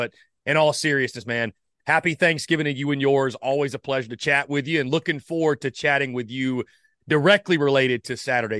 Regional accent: North Augusta, South Carolina, United States; I'm from North Augusta, South Carolina. So you're right there on the border of Georgia.

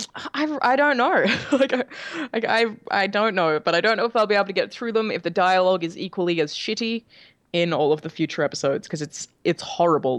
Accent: Australia; moved away as an adult; now in California, United States

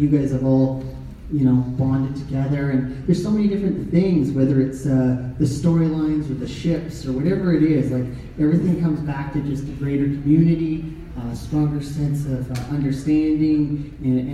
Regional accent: Canada; I grew up as a poor kid with a single mom, three younger brothers, you know, a weird suburban neighborhood in Canada

